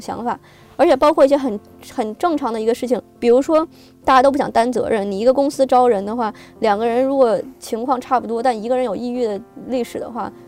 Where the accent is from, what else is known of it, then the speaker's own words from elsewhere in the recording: China; moved away as an adult; now in United States; 我，这个是来自这个，这个疫情最开始到的这个国家嘛，而且我嗯。家人也在那边